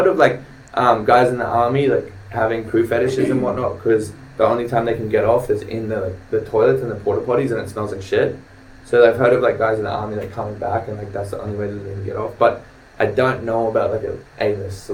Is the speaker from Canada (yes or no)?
no; New Zealand; born or raised there; moved away